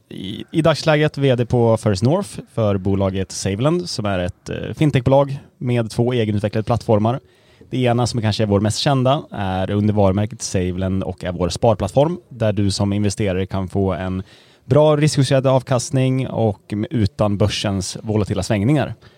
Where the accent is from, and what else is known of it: Gävle, Gävleborg County, Sweden; accent: Gävlemål; moved away as an adult; now in Stockholm, Sweden